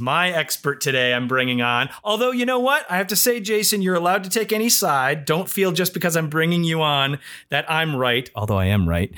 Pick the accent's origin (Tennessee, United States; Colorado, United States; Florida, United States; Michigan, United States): Michigan, United States; the Midwest, near Detroit; I'm from the Midwest and very close to Detroit